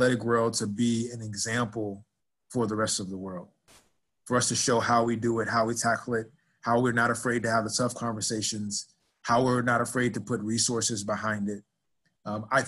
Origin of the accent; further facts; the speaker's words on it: Dallas, Texas, United States; moved away as an adult; also born or lived in Nebraska / Philadelphia / Arkansas / Florida; as a kid growing up in Dallas, Texas, that I'd be living in Nebraska